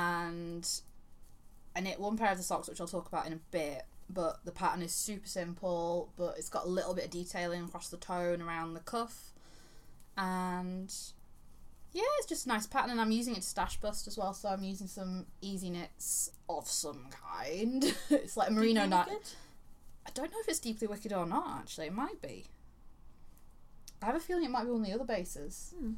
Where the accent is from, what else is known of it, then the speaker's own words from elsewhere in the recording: Yorkshire and the Humber, United Kingdom; You're talking to someone from Yorkshire. We have a very special relationship with the letter T and the letter H.